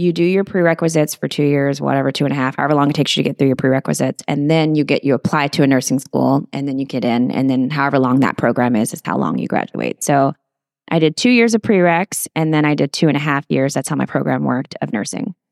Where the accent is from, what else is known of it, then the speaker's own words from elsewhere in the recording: Portland, Texas, United States; moved away as an adult; also born or lived in San Antonio, Texas / Houston, Texas; My parents moved to the Corpus Christi area, a little small town called Portland, Texas